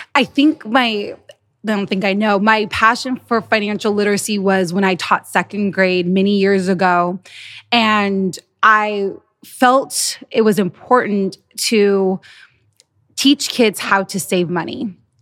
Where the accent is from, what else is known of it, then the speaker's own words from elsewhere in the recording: United States; we're American